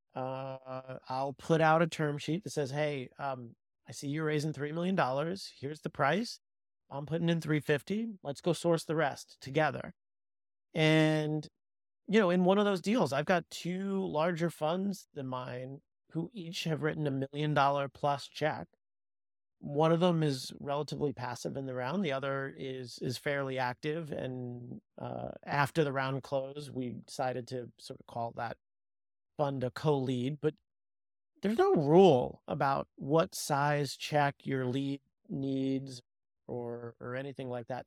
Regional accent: New York City, New York, United States; I grew up in New York, and so I'm very, very fortunate that the ecosystem kind of grew up around me and I didn't have to move

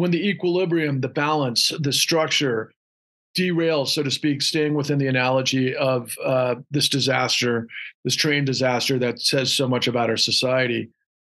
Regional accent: Houston, Texas, United States; also born or lived in Austin, Texas; I grew up in Houston

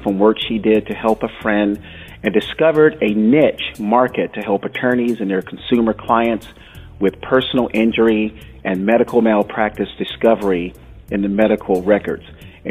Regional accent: Florida, United States; also born or lived in New England; growing up in Florida for me.

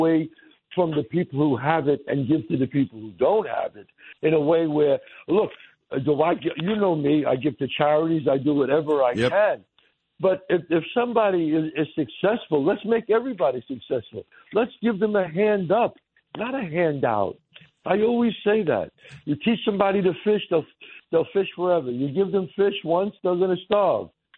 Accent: New York City, New York, United States; I'm still the same guy that I was when I grew up in the Bronx.

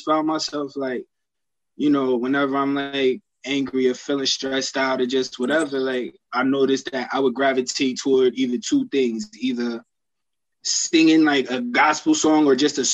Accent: Newark, New Jersey, United States; also born or lived in Union, New Jersey / Georgia; I'm from Newark, New Jersey. Went to school in Union. Lived in Georgia for like 7 years

